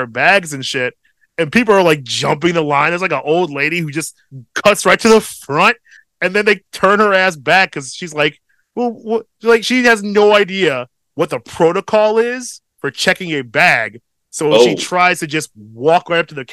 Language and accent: English; Midwest, United States; as a Midwesterner